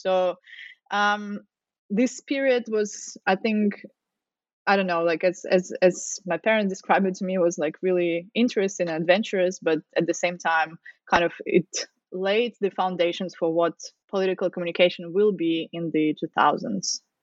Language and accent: English; Russia; moved away as an adult; now in Australia; so originally I'm from Russia.